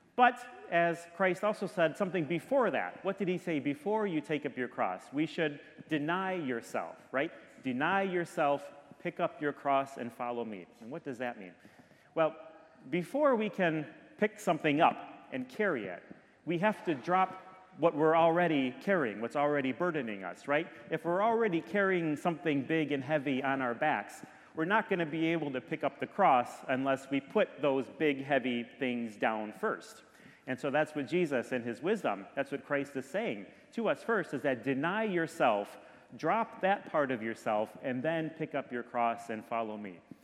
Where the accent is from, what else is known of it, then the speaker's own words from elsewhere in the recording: Detroit, Michigan, United States; now in Orlando, United States; I grew up in Michigan, I grew up in Detroit